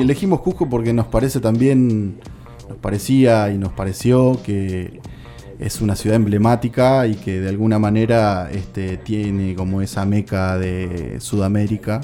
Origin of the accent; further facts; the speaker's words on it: General Alvear, Buenos Aires Province, Argentina; Seguramente en mi pueblo, en General Alviar, yo soy de ahí